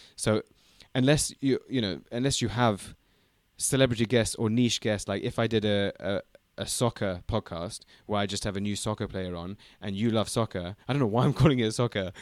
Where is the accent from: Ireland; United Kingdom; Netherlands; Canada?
United Kingdom; London; also born or lived in China; we're both from London, we're both North London boys